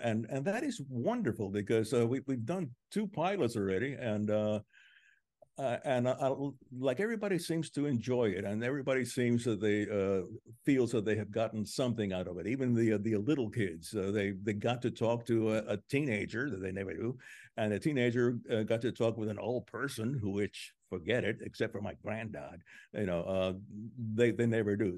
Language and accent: English; Cuba; moved away; I was born in Cuba